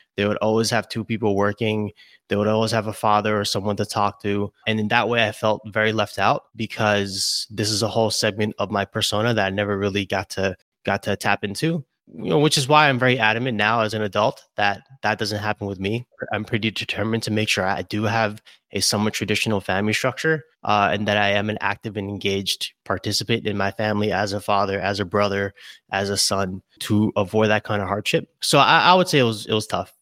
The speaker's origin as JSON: {"language": "English", "town": "Brooklyn", "region": "New York", "country": "United States", "tie": "born or raised there", "lives_now": "Albany, United States", "said": "I'm born and raised in Brooklyn."}